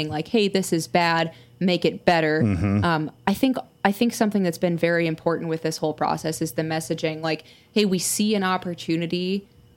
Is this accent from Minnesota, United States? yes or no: yes; Minneapolis, Minnesota, United States; my hometown of Minneapolis